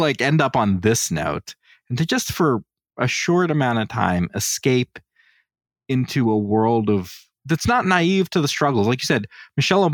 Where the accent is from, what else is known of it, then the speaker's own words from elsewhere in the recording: United States; I'm an American